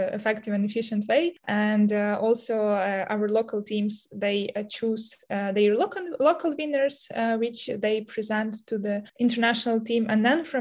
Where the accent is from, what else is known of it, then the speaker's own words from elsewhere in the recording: Ukraine; I'm from Ukraine